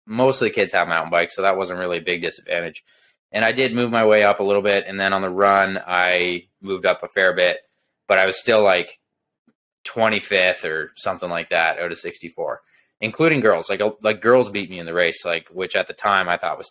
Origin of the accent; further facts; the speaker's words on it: Belleville, Ontario, Canada; my hometown, Belleville.